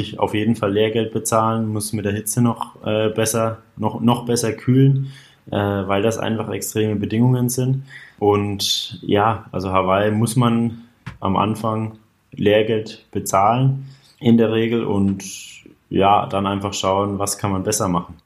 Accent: a few kilometres from Altenkunstadt, Bavaria, Germany; also born or lived in Bayreuth; in Altenkunststadt. Auch nur ja, wenige Kilometer von meinem Heimatort entfernt

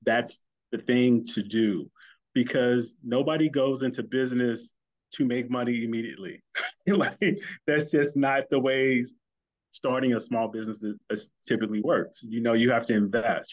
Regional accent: St. Louis, Missouri, United States; St. Louis, my hometown

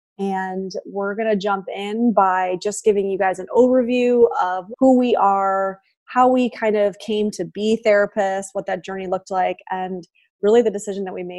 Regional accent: New York, United States; moved away as an adult; now in Los Angeles, United States; I am a New Yorker, a native New Yorker

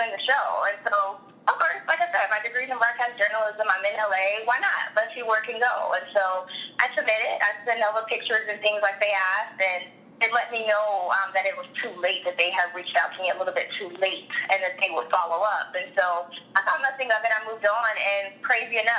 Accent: Indianapolis, Indiana, United States; moved away as an adult; now in Los Angeles, United States; moved to my hometown of Indy for a year

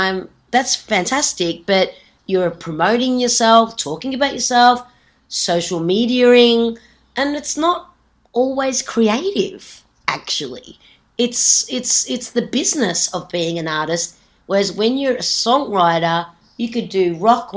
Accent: Australia; moved away as an adult; also born or lived in Sweden; as an Aussie

